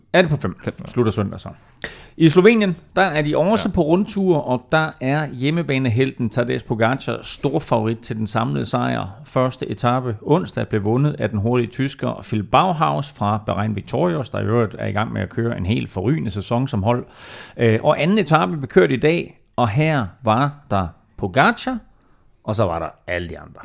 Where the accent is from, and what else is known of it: Denmark